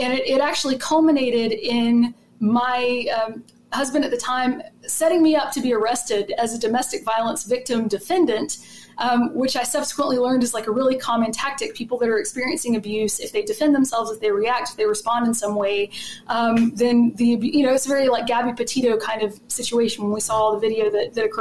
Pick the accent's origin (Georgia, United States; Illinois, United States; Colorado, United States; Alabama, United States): Georgia, United States; Macon; now in Athens, United States; I'm from Macon, Georgia originally.